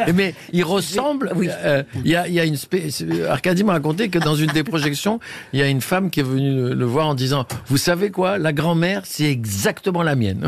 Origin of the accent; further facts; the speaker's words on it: Tunisia; moved away; C'est en Tunisie, dans la Médina, dans, mon pays, enfin dans ma terre natale